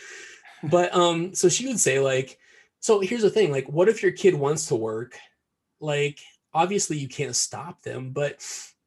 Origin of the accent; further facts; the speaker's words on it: Cedar Rapids, Iowa, United States; I'm from Iowa. I was born and raised in Cedar Rapids, Iowa